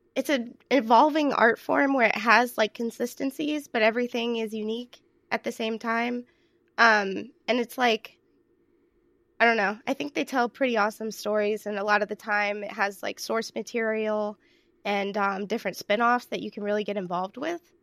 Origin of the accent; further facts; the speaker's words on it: southeast coast of the United States, United States; I'm from the southeast coast of the United States